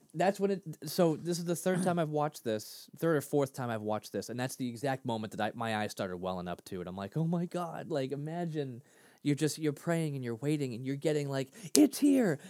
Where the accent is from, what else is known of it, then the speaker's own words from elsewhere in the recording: Lynn, Massachusetts, United States; grew up in Lynn, Mass